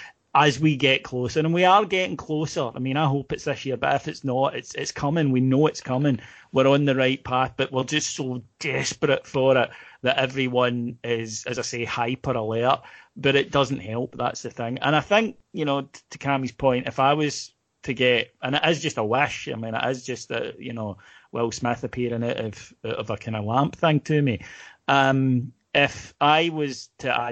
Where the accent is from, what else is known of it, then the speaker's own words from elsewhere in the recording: Scotland, United Kingdom; we're Scottish